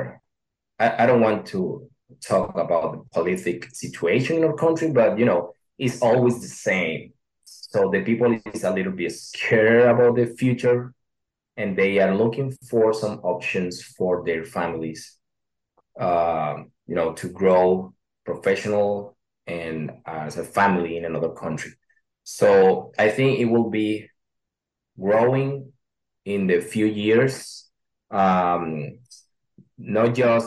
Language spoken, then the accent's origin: English; Venezuela; English is a second language; moved away; also born or lived in Colombia; as an immigrant, I'm from Venezuela. I was living in Colombia.